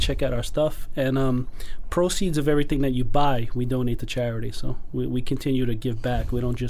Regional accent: New York City, New York, United States; We grew up in Bensonhurst.

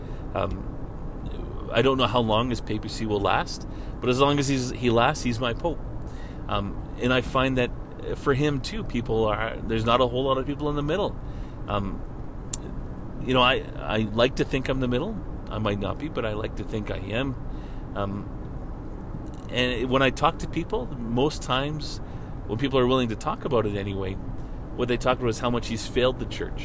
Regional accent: Canada; as a Canadian

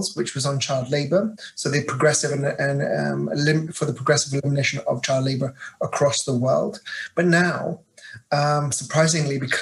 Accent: Birmingham, West Midlands, United Kingdom; accent: British; moved away as an adult; now in Geneva, Switzerland; I'm actually from the UK. I was born in a city called Birmingham

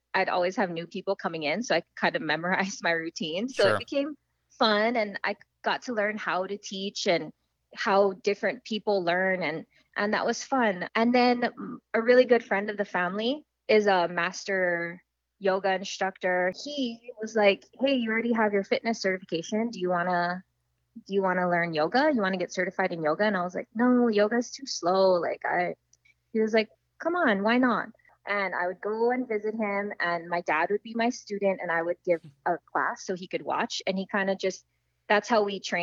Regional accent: Maui, Hawaii, United States; Growing up on Maui

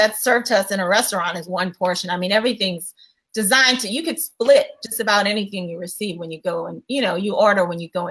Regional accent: Louisiana, United States; I'm from Louisiana

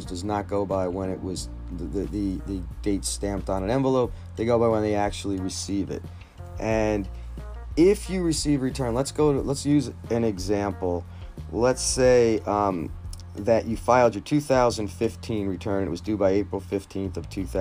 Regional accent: New Jersey, United States; I'm from New Jersey

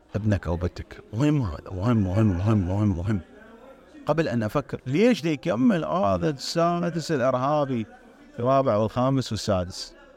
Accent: Iraq; moved away; النظام الدراسي عندنا بالعراق

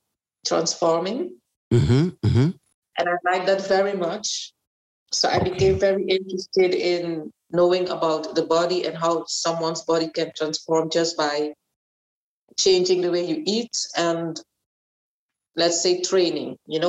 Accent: Aruba; moved away as an adult; now in Netherlands; Then I came to the Netherlands. I'm from Aruba.

